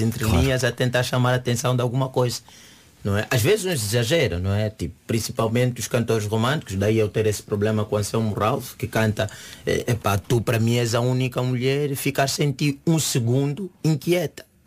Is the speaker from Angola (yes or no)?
yes; Angola; now in Portugal; como angolano